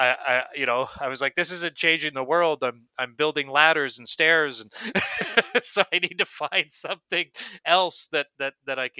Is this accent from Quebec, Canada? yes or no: no; Miramichi, New Brunswick, Canada; also born or lived in Fort McMurray; I grew up in Miramichi, New Brunswick